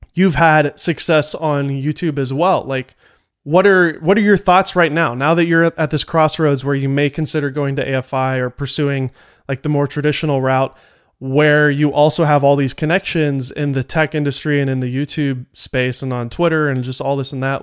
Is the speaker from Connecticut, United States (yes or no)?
no; Nashville, Tennessee, United States; me growing up in Nashville